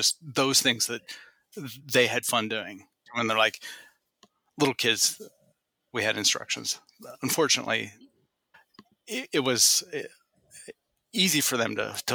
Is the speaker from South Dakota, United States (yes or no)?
no; Northeast Ohio, United States; now in Columbus, United States; where I grew up in Northeast Ohio